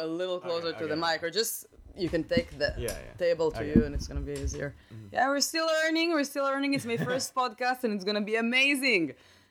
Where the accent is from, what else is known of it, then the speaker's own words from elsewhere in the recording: Israel; now in United States; the Israeli stand-up comedian